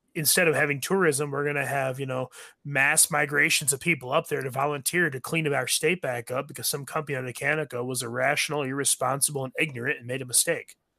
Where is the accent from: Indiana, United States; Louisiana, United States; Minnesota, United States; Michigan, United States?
Michigan, United States; I was born and raised in Michigan